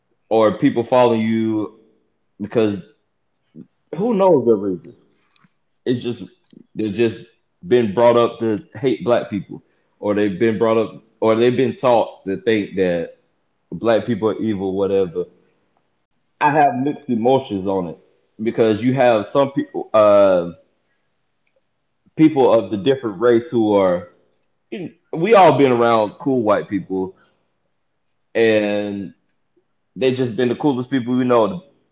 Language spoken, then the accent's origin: English; the South, United States; have mixed emotions about racism in the aspect of me being from the South.